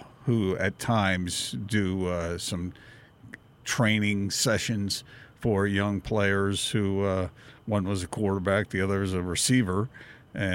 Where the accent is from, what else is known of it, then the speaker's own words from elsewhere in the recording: East Coast, United States; now in Utah, United States; I remember growing up on the East Coast